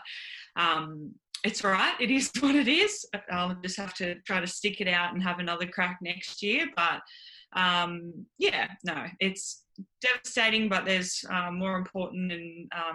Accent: Manly, New South Wales, Australia; I grew up in Manly. So born and bred here on the Northern Beaches

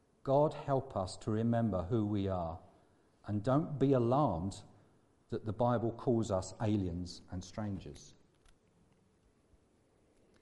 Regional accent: England, United Kingdom; I'm also English and British and European

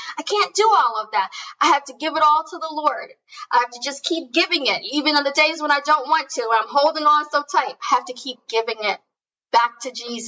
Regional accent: New Jersey, United States; I grew up in New Jersey

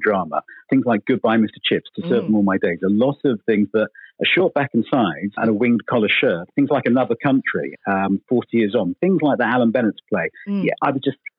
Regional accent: Felixstowe, East of England, United Kingdom; also born or lived in Melton, Suffolk; I was born in Melton near Woodbridge, grew up until around 10 in Felixstowe on the coast

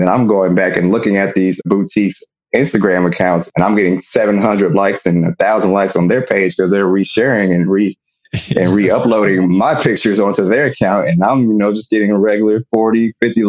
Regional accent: Kansas City, Missouri, United States; moved away as an adult; now in Dallas, United States; I'm originally from Kansas City, Missouri, born and raised. So I moved down to Dallas, Texas about 5 years ago.

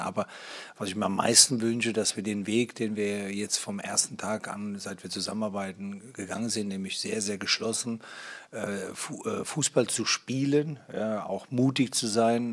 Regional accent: Hesse, Germany; now in Berlin, Germany; ich bin bin ja gebürtiger Hesse und vielleicht liegt es daran, dass ich ganz in der Nähe aufgewachsen bin

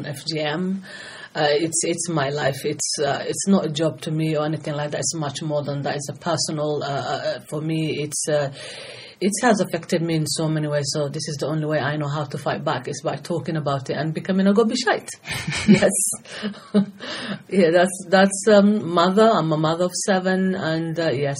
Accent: Somalia; moved away as an adult; now in United Kingdom; I'm originally from Somalia, and I came to UK age of 18.

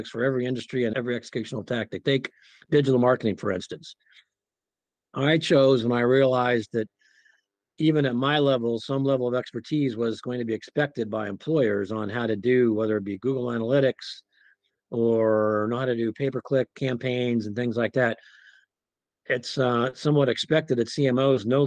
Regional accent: Nebraska, United States; moved away as an adult; also born or lived in Wyoming / Oklahoma; I grew up in Nebraska

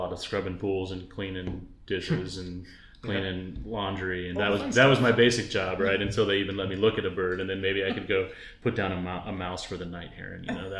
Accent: Texas, United States; moved away as an adult; now in Oregon, United States; So I'm from Texas originally, so I've only been in Oregon now for my third summer. I went to school at Texas Tech University, so that's up in the Panhandle near getting close to New Mexico and West Texas.

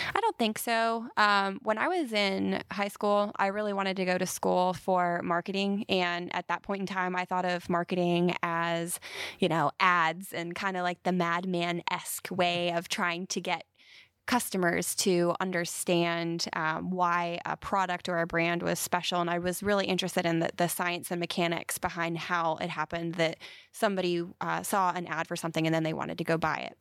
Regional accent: Carlisle, Pennsylvania, United States; moved away as an adult; also born or lived in Philadelphia; now in Huntsville, United States; I grew up in central Pennsylvania in a town called Carlisle

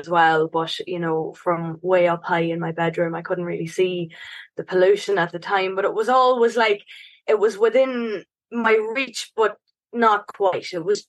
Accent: Dundalk, Leinster, Ireland; also born or lived in Canada; When I was born in Canada, in the absolute northernmost reaches of Canada, and came back to Ireland when I was one, lived in this big Victorian pub in the centre of Dundalk town

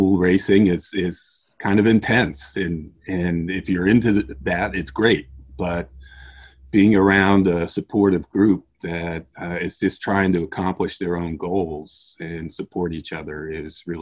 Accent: Washington, District of Columbia, United States; also born or lived in Virginia; now in Maryland, United States; I was born in Washington, D.C. I've pretty much grown up and stayed in this area my whole life. I live in Maryland now.

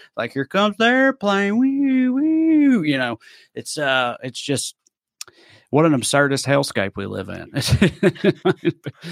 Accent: United States; I'm from Clay County.

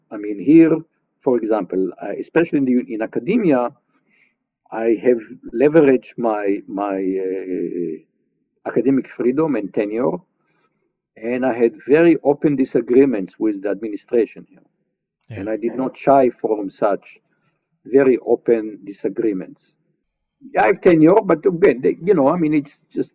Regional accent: Israel; growing up in Israel, as I said, you know, having to, as a child, dealing with terrorism, like from age 12

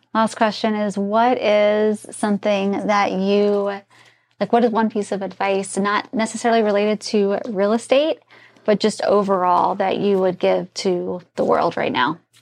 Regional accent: Terre Haute, Indiana, United States; moved away; I grew up in Indi, uh, Terre Haute, Indiana.

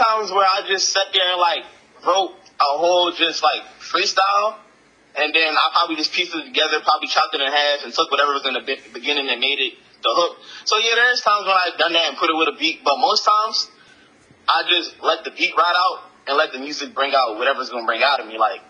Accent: Jamaica; you know, I'm Jamaican, Caribbean Islands, so all the drums and instruments they were using was just a real at-home vibe to my culture.

